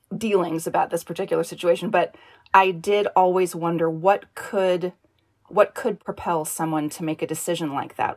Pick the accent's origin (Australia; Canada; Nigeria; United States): United States; Northern California; I grew up in Northern California.